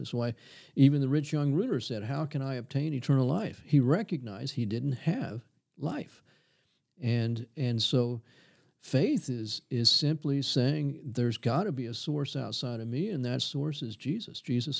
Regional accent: Corpus Christi, Texas, United States; It's hot. Hot and humid. Yeah, I tell you. And, you know, everybody at that time lived very modest lifestyles.

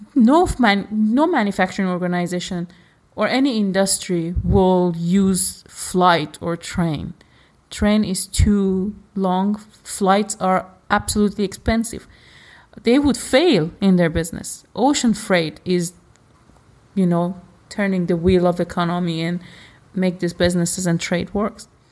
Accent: Iran; I am from Iran

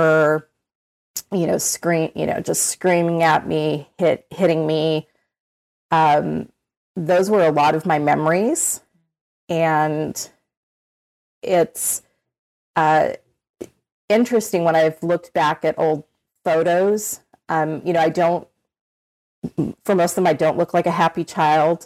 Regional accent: Orange County, California, United States; I grew up in Orange County, California. I've lived in California my entire life

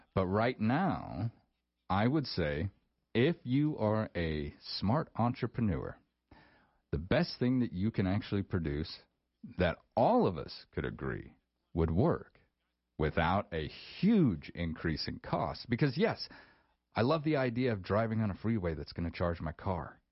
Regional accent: rural Wyoming, United States; those of us who've kind of grown up in in rural Wyoming our whole lives

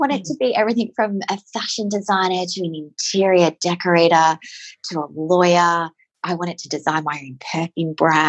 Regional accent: Victoria, Australia; I am from Victoria

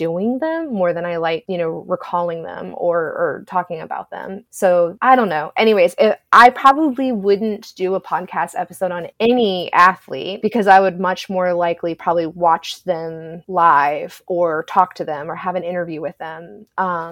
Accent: Georgia, United States; I grew up in Georgia

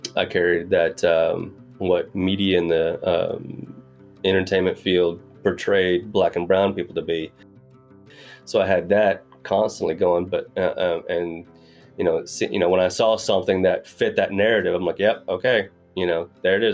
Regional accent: Greenwood, Arkansas, United States; born and raised in Arkansas, so uh, smack dab in the middle of the Bible Belt

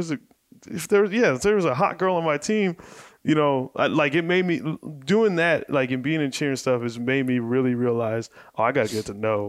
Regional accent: Mesa, Arizona, United States; I grew up in Mesa, Arizona

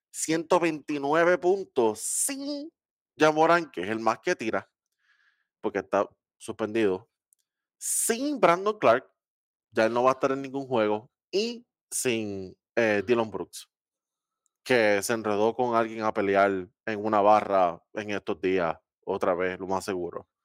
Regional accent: Dominican Republic; yo soy dominicano también, por si acaso.

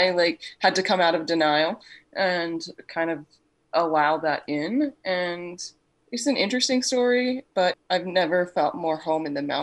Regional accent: Australia; now in Canada; I'm originally from Australia, Michaela, and my accent has totally gone.

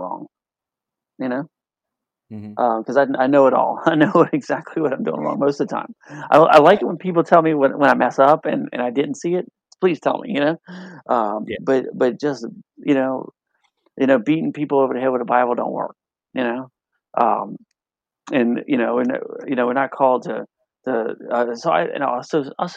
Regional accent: New Orleans, Louisiana, United States; I'm from New Orleans. You know, we like to eat

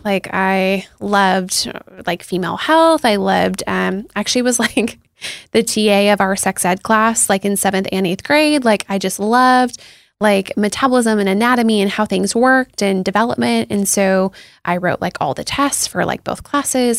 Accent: Seattle, Washington, United States; I grew up in Seattle

